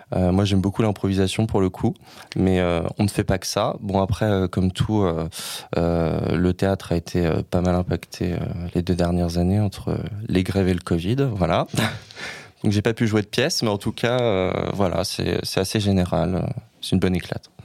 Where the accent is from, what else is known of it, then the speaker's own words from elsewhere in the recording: Saint-Nazaire, Pays de la Loire, France; moved away as an adult; now in Paris, France; Je suis originaire, comme beaucoup de gens, pas du tout de Paris, de Saint-Nazaire en Loire-Atlantique, près de Nantes